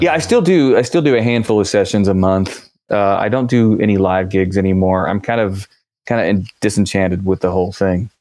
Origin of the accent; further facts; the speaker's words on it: West Virginia, United States; moved away; I grew up actually in West Virginia, about a hundred miles southeast of you guys